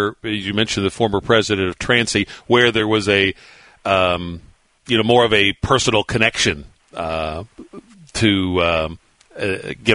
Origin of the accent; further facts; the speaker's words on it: Paris, Kentucky, United States; the 10th region where I grew up in Paris, went to Bourbon County